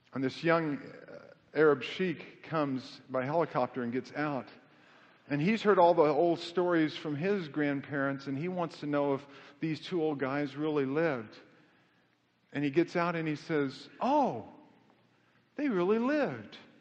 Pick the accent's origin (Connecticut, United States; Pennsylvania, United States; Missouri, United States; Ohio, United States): Missouri, United States; Kansas City; moved away as an adult; also born or lived in Knoxville, Tennessee / Amarillo, Texas / Southern California; I was born in Knoxville, Tennessee, but I, I grew up in Kansas City